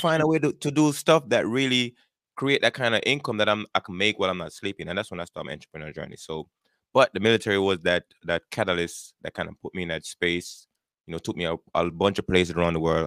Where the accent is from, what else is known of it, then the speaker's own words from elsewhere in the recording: Jamaica; moved away as an adult; now in United States; born and raised in Jamaica. I grew up there. I immigrated to the United States back in nineteen ninety-eight.